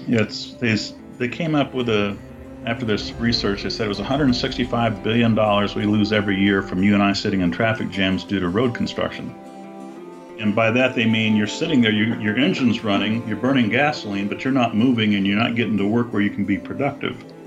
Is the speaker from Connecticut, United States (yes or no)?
no; Buena Park, California, United States; I was born in California, Southern California, and we my family moved to a place called Buena Park when I was four, and that's where I met Julie